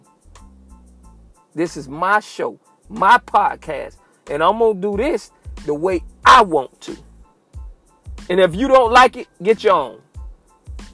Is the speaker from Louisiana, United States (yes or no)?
no; Fort Myers, Florida, United States; my hometown of Fort Myers